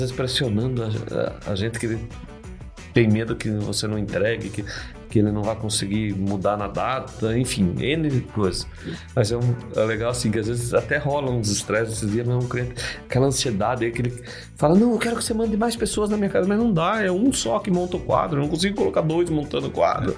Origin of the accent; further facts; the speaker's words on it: Brazil; Sou brasileiro, adoro o Brasil